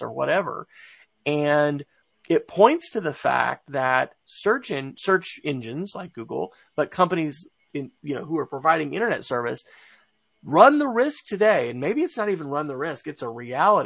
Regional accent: United States; we in the United States

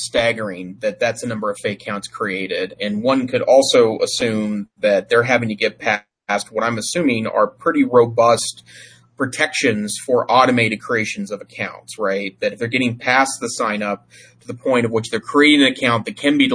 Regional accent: Montana, United States; the town I grew up in Montana

